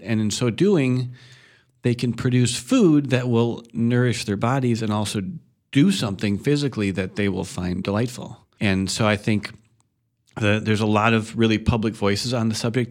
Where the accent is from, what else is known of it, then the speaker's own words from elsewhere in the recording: Madison, Wisconsin, United States; also born or lived in Chicago / Middle Ridge / Coon Valley; I was born in Chicago. I lived for a little while up in Middle Ridge when we were moving to Madison, and then I spent my childhood in Madison